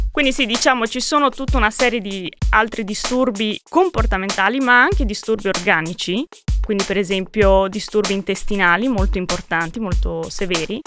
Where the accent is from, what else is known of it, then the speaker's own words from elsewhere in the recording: Modena, Emilia-Romagna, Italy; now in Pisa, Italy; Sono originaria di Modena